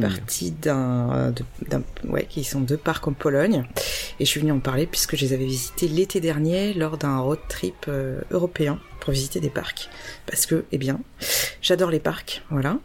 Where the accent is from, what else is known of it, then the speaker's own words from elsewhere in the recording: Poitiers, Nouvelle-Aquitaine, France; Je viens de Poitiers